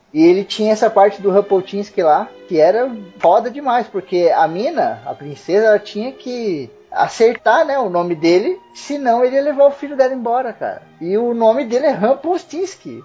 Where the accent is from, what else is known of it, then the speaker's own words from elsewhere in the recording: Osasco, São Paulo, Brazil; quando eu era pequeno eu morava em Osasco